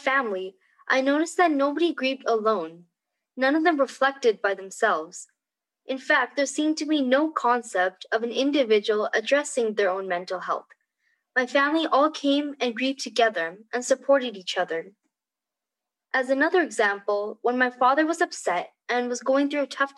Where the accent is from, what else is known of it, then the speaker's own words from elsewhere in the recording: Albuquerque, New Mexico, United States; I was born and brought up in Albuquerque, Mexico, to an Indian family